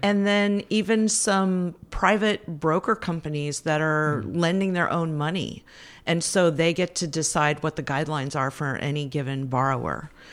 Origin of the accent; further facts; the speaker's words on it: Fairfield, California, United States; also born or lived in Berkeley, California; I'm from the Bay Area. I grew up in Fairfield, not far from here